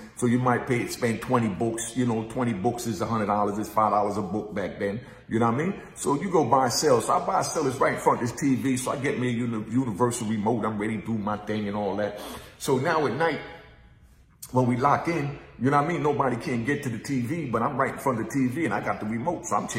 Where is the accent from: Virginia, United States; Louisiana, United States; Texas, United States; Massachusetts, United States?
Virginia, United States; I ain't from New York. I'm from Virginia. I caught my case in Virginia.